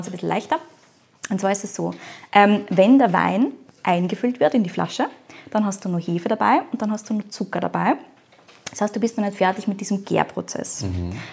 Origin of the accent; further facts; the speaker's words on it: Austria; bei uns in Österreich